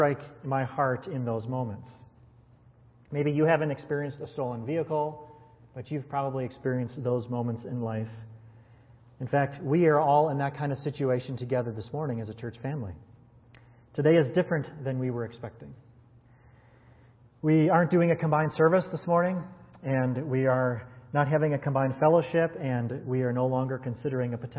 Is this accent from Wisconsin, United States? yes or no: yes; Wisconsin, United States; I was born and raised in Wisconsin